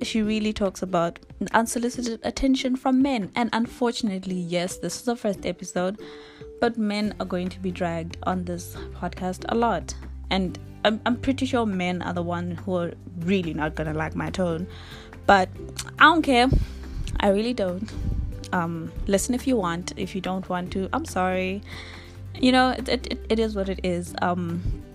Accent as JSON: {"language": "English", "country": "Eswatini", "said": "I'm from Swaziland"}